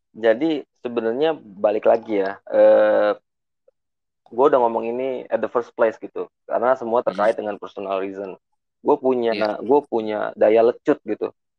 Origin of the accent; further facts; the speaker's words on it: Bekasi, West Java, Indonesia; gua gede di Bekasi